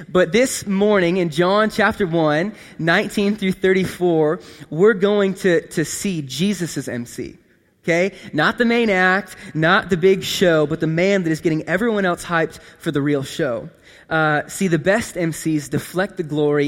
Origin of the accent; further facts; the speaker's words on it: McCook, Nebraska, United States; McCook, where I grew up